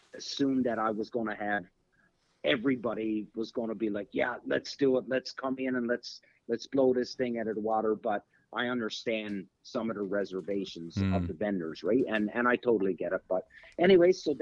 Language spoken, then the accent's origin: English; Canada; as Canadians